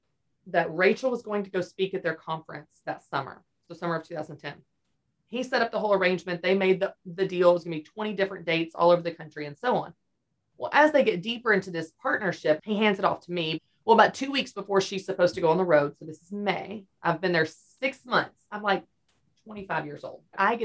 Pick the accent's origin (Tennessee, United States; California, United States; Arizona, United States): Tennessee, United States; Nashville; I don't even have to move. I'm from Nashville.